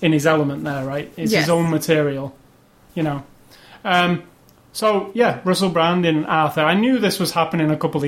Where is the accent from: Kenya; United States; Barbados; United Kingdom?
United Kingdom; I am a British man